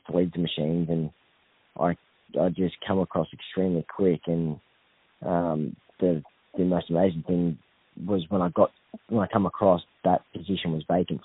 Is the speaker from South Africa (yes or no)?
no; Victoria, Australia; also born or lived in Coffs Harbour, New South Wales / Grafton, New South Wales; now in Queensland, Australia; had my ups and downs growing up in Victoria and left there and moved to Coffs Harbour